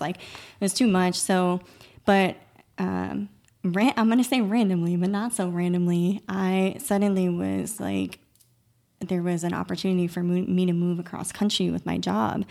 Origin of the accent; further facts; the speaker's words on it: Massachusetts, United States; moved away as an adult; we both, um, were born and raised in Massachusetts